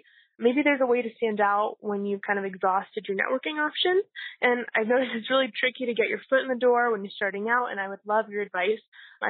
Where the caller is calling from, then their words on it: Denver, Colorado, United States; I'm calling from Denver, Colorado.